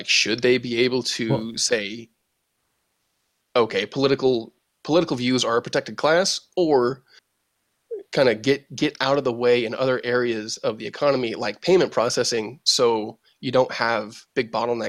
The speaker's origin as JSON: {"language": "English", "town": "Boise", "region": "Idaho", "country": "United States", "tie": "born or raised there", "said": "I grew up in Boise"}